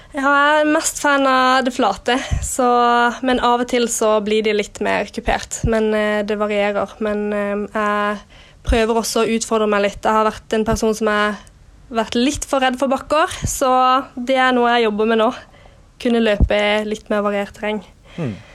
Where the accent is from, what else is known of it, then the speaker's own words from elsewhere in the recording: Kristiansand, Agder, Norway; moved away as an adult; now in Oslo, Norway; var jeg mye hjemme i Kristiansand